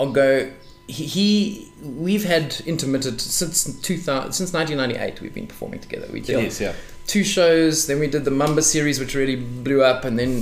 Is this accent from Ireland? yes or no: no; South Africa; we are old, we are South African